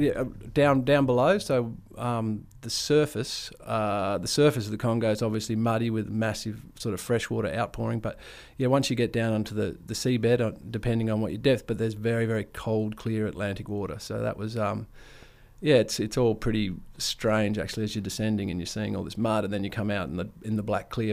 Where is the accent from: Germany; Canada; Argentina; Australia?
Australia; Ord River, Kimberley, Western Australia; growing up on the Ord River with, with not, not a whole lot of rules was was a privilege, really